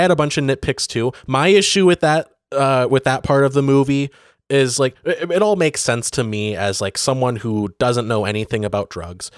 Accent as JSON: {"language": "English", "area": "Benzie County", "region": "Michigan", "country": "United States", "tie": "born or raised there", "said": "Benzie, the, the county that I grew up"}